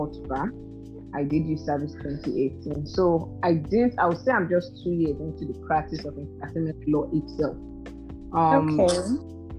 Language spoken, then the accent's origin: English; the East, eastern Nigeria, Nigeria; moved away; I grew up in the East. And most of you all know that the East is kind of litigation based.